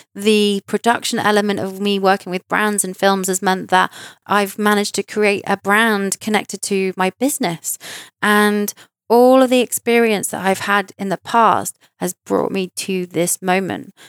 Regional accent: United Kingdom; in London, in my home country

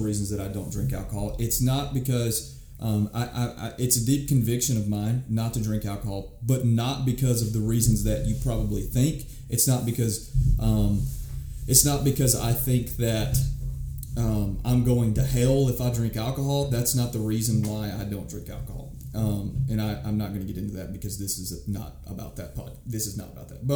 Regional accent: United States; I'm still American. I was born here

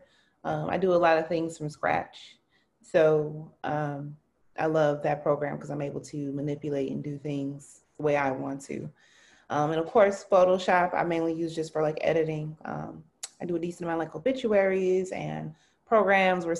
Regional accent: Milwaukee, Wisconsin, United States; I'm born and raised in Milwaukee, MPS proud, Benson High School

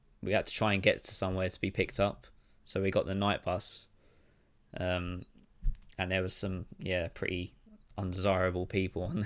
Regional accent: Crawley, South East England, United Kingdom; my hometown Crawley

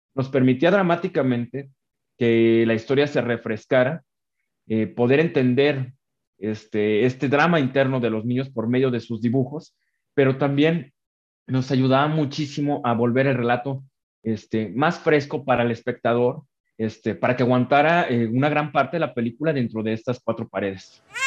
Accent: Mexico; also born or lived in Guadalajara, Mexico; como realizador mexicano

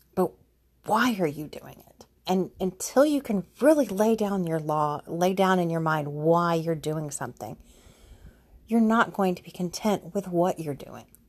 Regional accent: Houston, Texas, United States; also born or lived in Austin; I moved back to Houston from Austin

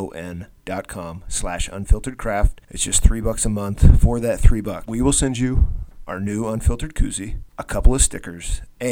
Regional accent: Iowa, United States; I'm from Iowa

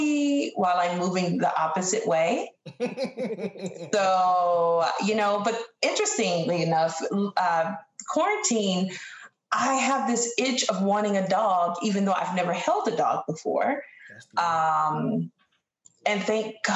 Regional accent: North Carolina, United States; now in Massachusetts, United States; I'm originally from North Carolina, but right now I am stationed in Massachusetts

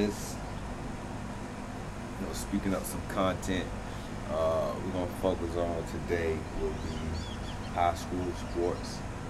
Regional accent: Frostproof, Florida, United States; I'm from Frostproof

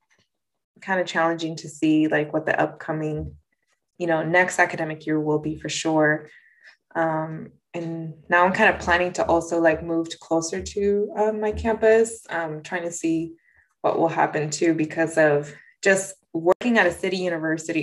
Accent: Napa, California, United States; I grew up in Napa

